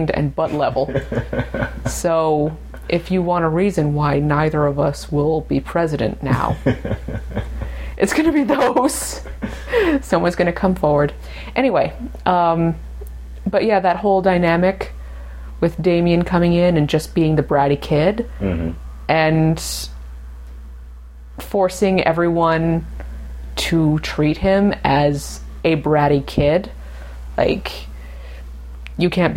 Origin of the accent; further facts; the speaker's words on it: United Kingdom; I'm British